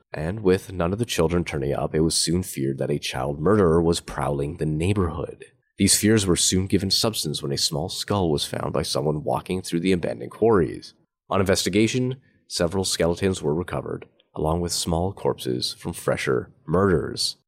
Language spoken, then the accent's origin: English; Canada; I'm Canadian